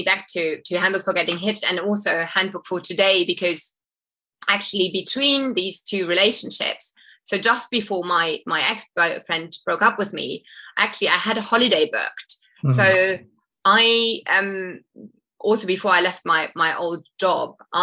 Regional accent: Munich, Bavaria, Germany; moved away as an adult; my hometown of Munich

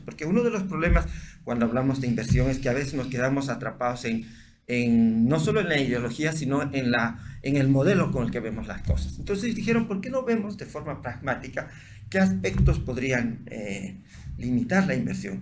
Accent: Bolivia; yo soy de la Cámara de Santa Cruz, de Bolivia, y este es mi país

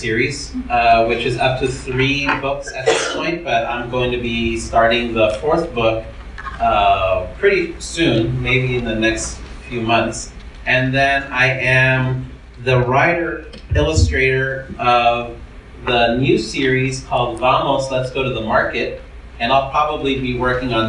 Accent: El Paso, Texas, United States; this very dangerous place known as El Paso, Texas. That's where I grew up. I grew up in El Paso.

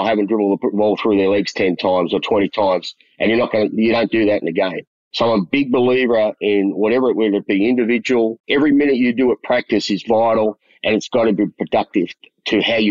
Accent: Melbourne, Victoria, Australia; moved away as an adult; also born or lived in Collingwood, Melbourne / Broadmeadows West, Melbourne; now in Taiwan; And then we moved to Richmond, but I grew up in Richmond

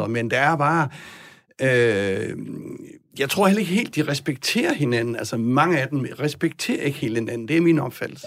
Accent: Southern Jutland, Southern Denmark, Denmark; moved away

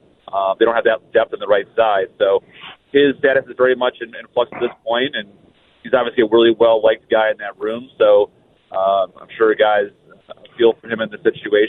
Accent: Michigan outside Detroit, United States; moved away as an adult; also born or lived in Tampa, Florida; now in Minnesota, United States; I came from Tampa the last 16 years, but I grew up in Michigan outside Detroit

